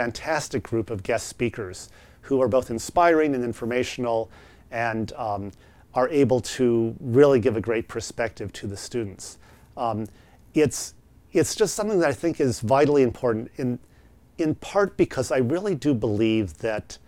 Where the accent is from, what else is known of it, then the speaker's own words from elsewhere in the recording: Columbia, Missouri, United States; moved away; I grew up around Stevens College, an all-women's college in Columbia, Missouri.